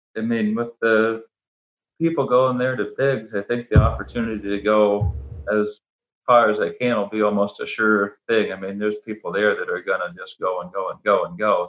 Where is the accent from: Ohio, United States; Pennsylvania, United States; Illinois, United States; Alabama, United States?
Ohio, United States; I was born and raised in Ohio